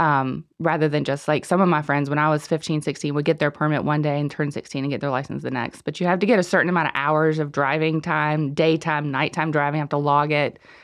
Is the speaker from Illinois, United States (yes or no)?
no; Shelby, North Carolina, United States; now in Cornelius, United States; I'm from Shelby.